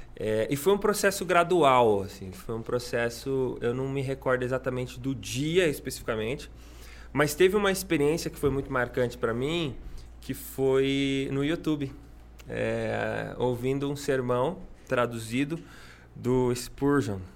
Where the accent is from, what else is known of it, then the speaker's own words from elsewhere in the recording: Suzano, São Paulo, Brazil; also born or lived in Mogi das Cruzes; eu nasci em Mogi das Cruzes, mas eu fui criado em Suzano